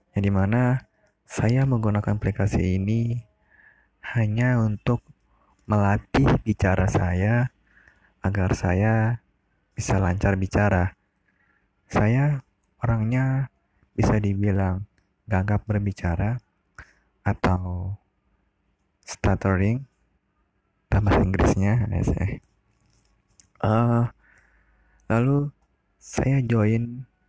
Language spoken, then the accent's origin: Indonesian; Sumbawa, West Nusa Tenggara, Indonesia; Saya asal Sumbawa